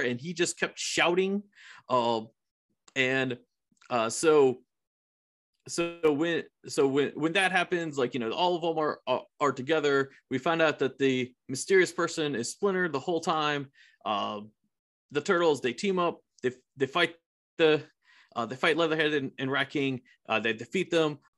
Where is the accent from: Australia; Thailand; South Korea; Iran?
Iran; now in United States; my home country, I, Iran